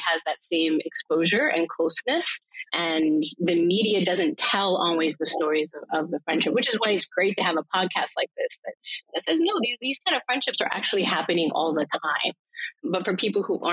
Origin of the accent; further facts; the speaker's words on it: Medina, Ohio, United States; now in Philadelphia, United States; I'm originally from Ohio, a small town called Medina